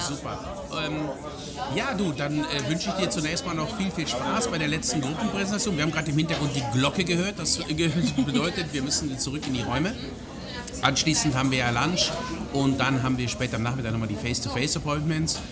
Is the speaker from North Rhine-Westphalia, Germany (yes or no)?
yes; Breckerfeld, North Rhine-Westphalia, Germany; also born or lived in Hagen; Ich bin direkt bei Schalksmühle groß geworden, Nein. und zwar in Breckerfeld